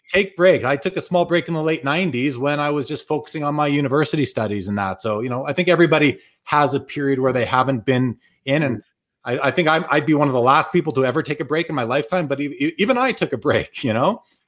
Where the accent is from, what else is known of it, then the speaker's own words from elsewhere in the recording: Winnipeg, Manitoba, Canada; now in Calgary, Canada; I'm originally from Winnipeg. I live in Calgary now, but I left. I left Winnipeg just after the well, not just after the Jets left in 96, I left in 02